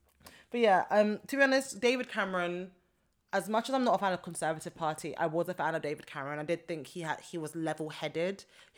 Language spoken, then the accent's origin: English; Nigeria; I'm a Nigerian